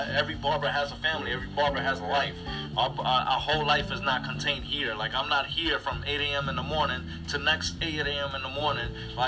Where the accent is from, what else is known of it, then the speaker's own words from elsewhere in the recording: Puerto Rico; moved away as an adult; now in United States; When I came from Puerto Rico, I was working at a shop in the Bronx.